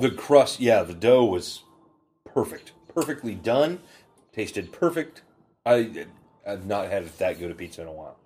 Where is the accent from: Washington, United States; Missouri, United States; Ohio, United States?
Washington, United States; Burlington; also born or lived in Bellingham, Washington; So I grew up in Burlington